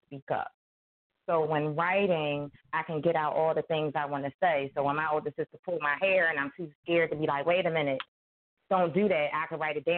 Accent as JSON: {"language": "English", "town": "Philadelphia", "region": "Pennsylvania", "country": "United States", "tie": "born or raised there", "said": "I am from South Philadelphia, born and raised"}